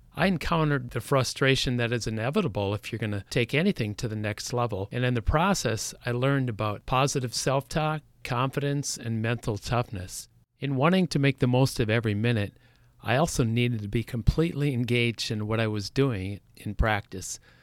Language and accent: English; Saint Joseph, Minnesota, United States; I grew up in Saint Joseph, Minnesota